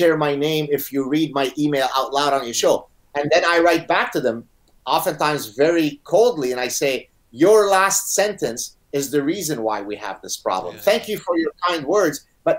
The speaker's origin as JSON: {"language": "English", "country": "Canada", "also_born_or_lived": "Lebanon", "said": "even though I'm Canadian, the fact that in the United States, you have a party that's now in charge that openly supports identity politics, right? So exactly the phenomenon that I escaped from in Lebanon, right?"}